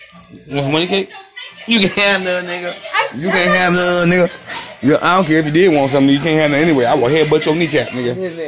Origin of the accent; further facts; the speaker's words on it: Sacramento, California, United States; I'm from California, yo. Sacramento, California.